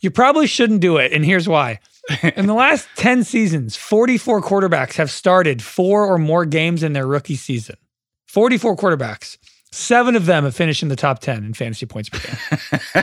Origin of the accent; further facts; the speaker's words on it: the Bay Area, California, United States; I'm from the Bay.